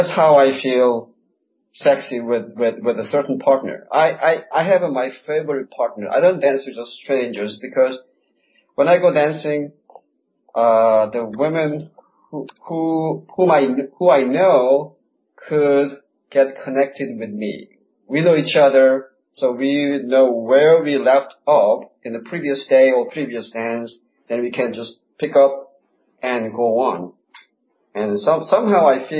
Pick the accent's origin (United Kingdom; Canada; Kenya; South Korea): South Korea; moved away as an adult; also born or lived in United States; now in Buenos Aires, Argentina; I was born in Korea. I lived there 22 years, and I lived in the States for 26 years. Now I'm in Buenos Aires.